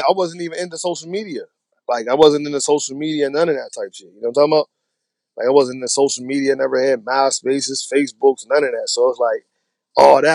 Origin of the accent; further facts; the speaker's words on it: Pittsburgh, Pennsylvania, United States; I'm from Pittsburgh. I come from a hood called Lincoln Avenue. It's a small hood, but it's like a small shady hood on the east side of Pittsburgh